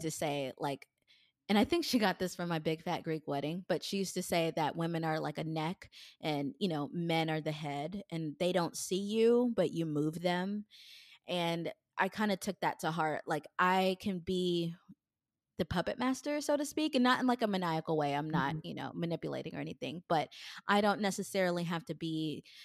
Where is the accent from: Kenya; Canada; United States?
Kenya; I'm a Kenyan, and Kenyan women are really not supposed to express anger